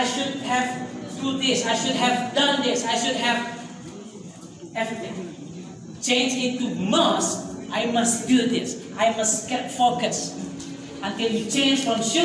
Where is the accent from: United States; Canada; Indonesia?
Indonesia; we came from Indonesia.